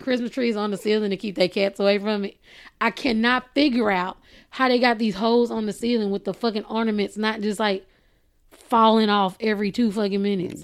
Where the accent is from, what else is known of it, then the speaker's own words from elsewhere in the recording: Texas, United States; I am from Texas